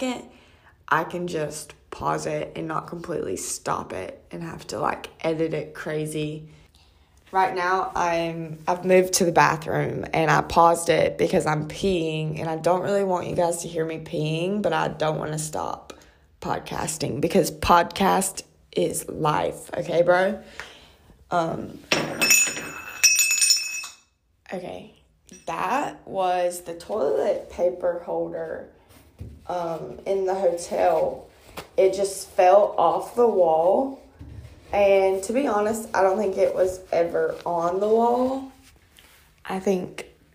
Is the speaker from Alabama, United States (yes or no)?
no; Georgia, United States; also born or lived in Atlanta, Georgia / South Carolina; if you travel 3 hours south to my hometown